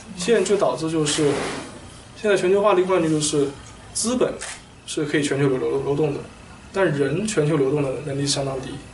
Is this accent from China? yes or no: yes; China; now in United States; 我们中国